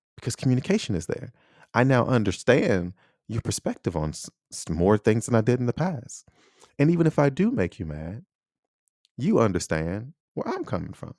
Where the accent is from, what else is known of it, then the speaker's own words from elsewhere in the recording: United States; I'm American